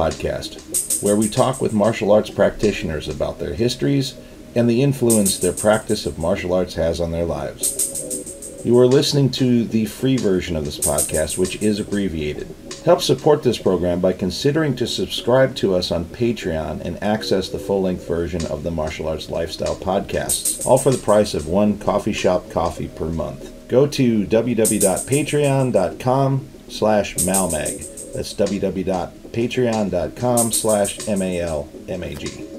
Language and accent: English; Illinois, United States; I grew up in Illinois.